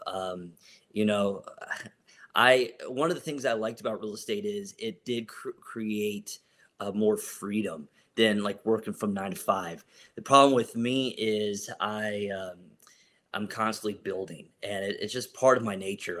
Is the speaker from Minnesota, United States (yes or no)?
no; Columbus, Ohio, United States; I'm from Columbus, Ohio